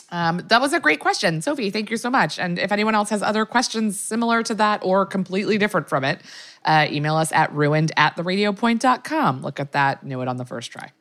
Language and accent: English; Maryland, United States; I'm from Maryland